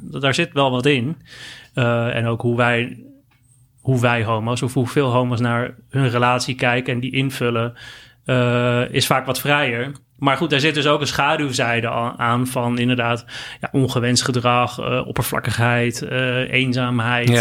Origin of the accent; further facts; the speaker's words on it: Netherlands; heb ik mezelf altijd als een, als een Nederlander gezien